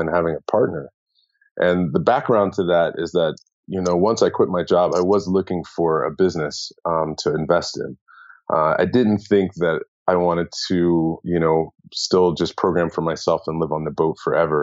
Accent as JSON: {"language": "English", "country": "United States", "also_born_or_lived": "San Francisco", "moved": "as an adult", "lives_now": "Bangkok, Thailand", "said": "as an American"}